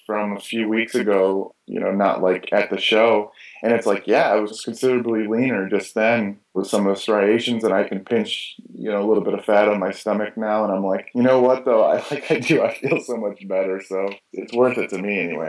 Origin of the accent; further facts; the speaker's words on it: Michigan, United States; I grew up in Michigan in the States